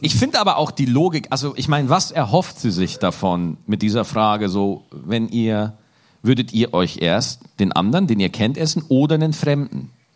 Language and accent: German; Lower Bavaria, Germany; von einem gebürtigen Niederbayern